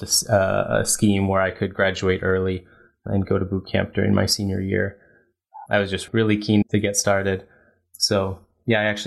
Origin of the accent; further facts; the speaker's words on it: Burlingame, California, United States; I grew up in the Bay Area, so it was a great town, Burlingame